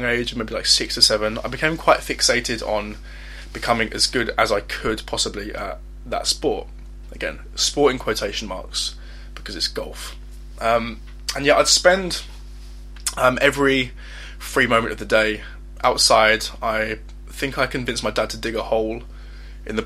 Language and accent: English; Essex, East of England, United Kingdom; I'm 21 years old, and I'm from Essex.